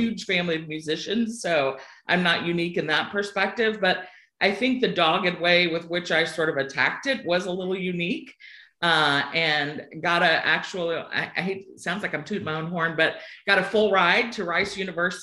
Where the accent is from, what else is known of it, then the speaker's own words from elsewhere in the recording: Sugar Land, Texas, United States; accent: twang; moved away; I'm originally from Texas, a town called Sugarland. You'll hear a twang come out on a word or two along the way